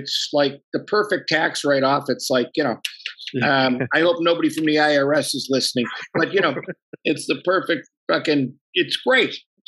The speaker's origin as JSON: {"language": "English", "town": "Buffalo", "region": "New York", "country": "United States", "tie": "born or raised there", "said": "But if you really want to know my all-time favorite, I'm from the South Side, and there's chicken wings from a joint called Smitty's. That's what I was raised"}